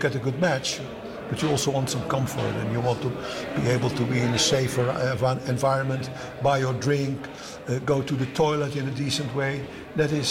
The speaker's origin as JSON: {"language": "English", "country": "Netherlands", "said": "I come from Holland."}